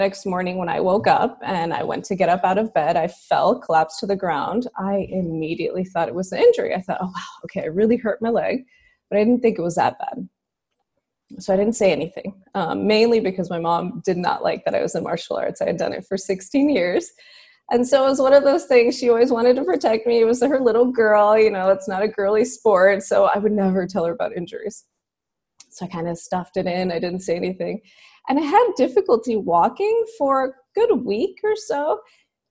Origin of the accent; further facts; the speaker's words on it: Houston, Texas, United States; I'm from Houston, so I'm a native Houstonian